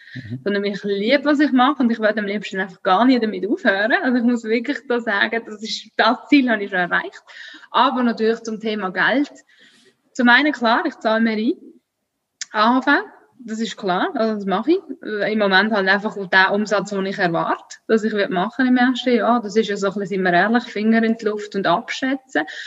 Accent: Switzerland; ich bin Schweizerin, ich bin mit dem aufgewachsen

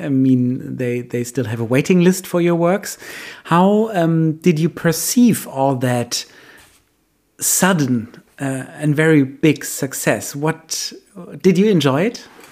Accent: Germany; for us, the Germans

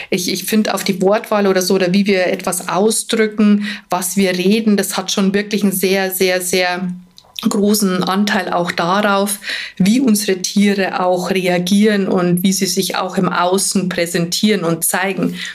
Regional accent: Bavaria, Germany; Also ich sage immer, bei uns in Bayern sagt man pressiert, wenn es einem nie schnell genug geht

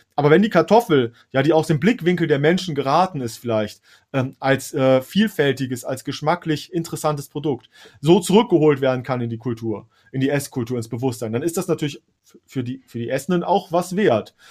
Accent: Hesse, Germany; für mich als, als äh, äh, Hesse.

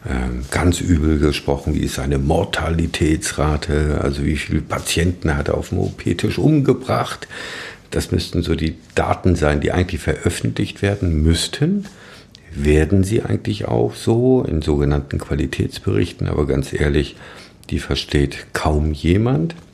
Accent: Thuringia, Germany; Wir kommen ja aus dem Saale-Holzland-Kreis.

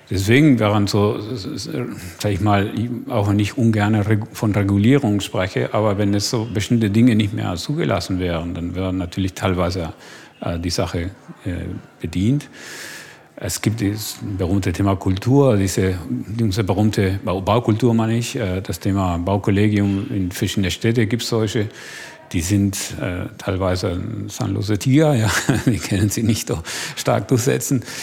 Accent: Argentina; Also ich mache immer, ein, also ich komme aus Argentinien. Ja, zum Beispiel, als ich in Deutschland war, war für mich schockierend zu sehen

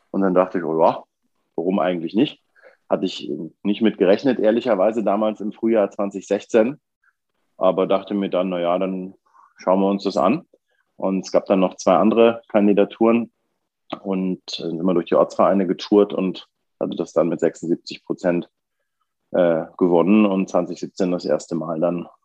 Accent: Bavaria, Germany; damals mit 15 im Bayerischen Wald äh, im Landkreis Kam, wo ich aufgewachsen bin, an der Richtung tschechischen Grenze.

